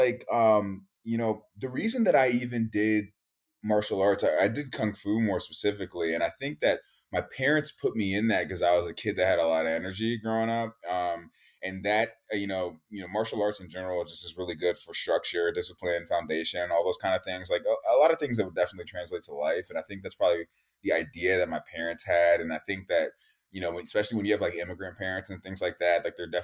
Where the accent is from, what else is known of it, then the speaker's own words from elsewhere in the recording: Silver Spring, Maryland, United States; I'm from Silver Spring, Maryland, just to give people context. That's in Montgomery County